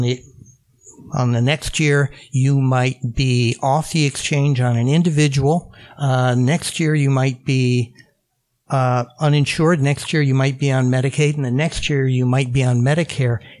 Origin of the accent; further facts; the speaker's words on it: Phoenix, Arizona, United States; moved away; I grew up in Phoenix, Arizona